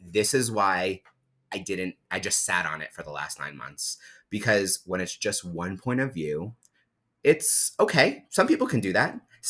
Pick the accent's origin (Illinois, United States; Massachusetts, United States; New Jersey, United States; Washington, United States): New Jersey, United States; moved away as an adult; also born or lived in New York City / Hawaii; now in Boulder, United States; I'm from New Jersey originally.